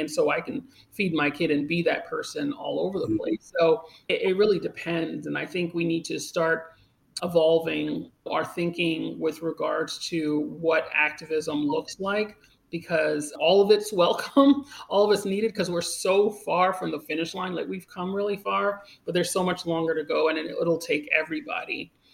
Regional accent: Great Neck, New York, United States; also born or lived in Uniondale, New York; now in Harlem, New York City, United States; I was born in North Shore Hospital. Okay. Uh, grew up in Great Neck

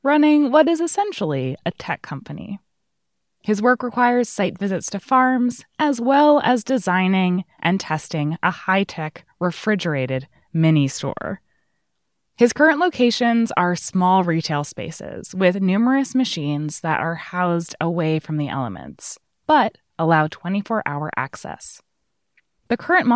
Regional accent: Hudson Valley, New York, United States; I grew up in the Hudson Valley

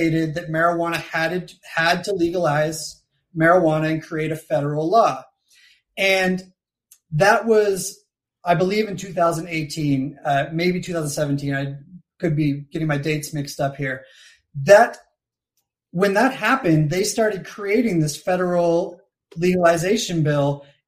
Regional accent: Nova Scotia, Canada; moved away as an adult; also born or lived in Colorado, United States; now in Mexico City, Mexico; I grew up in Nova Scotia, Canada

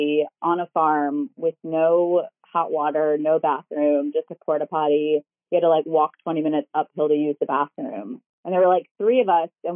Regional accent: Baltimore, Maryland, United States; moved away as an adult; also born or lived in Medford, Oregon; I was born and raised in Baltimore

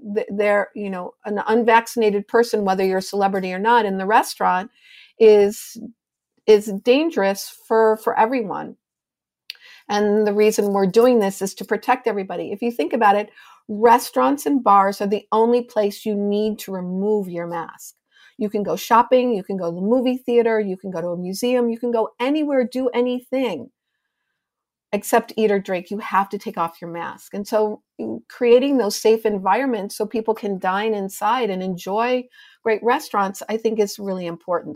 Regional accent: Chicago, Illinois, United States; also born or lived in Evanston, Illinois; now in New York City, United States; Chicago's my hometown

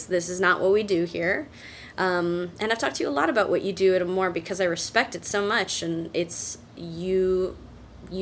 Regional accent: Orange County, California, United States; I'm from Orange County, California, which is basically effectively the suburbs of Los Angeles

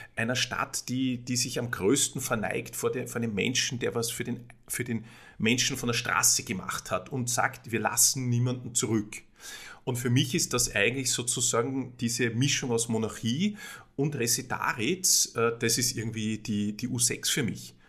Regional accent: Salzburg, Austria; moved away as an adult; now in Vienna, Austria; ich komme aus Salzburg, bin gelernter Jurist und bin in einer, bin in einer Buchhändlerfamilie, in einer Salzburger Buchhändlerfamilie aufgewachsen

